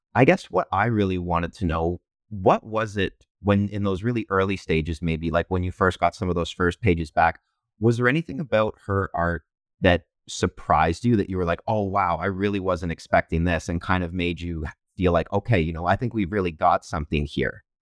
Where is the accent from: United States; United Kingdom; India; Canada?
Canada; London, Ontario; I'm from London, Ontario, Canada